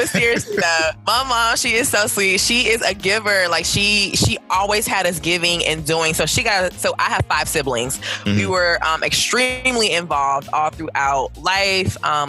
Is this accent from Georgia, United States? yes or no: yes; Atlanta, Georgia, United States; I am a native to Georgia. So I am a Georgia... I am a Georgia native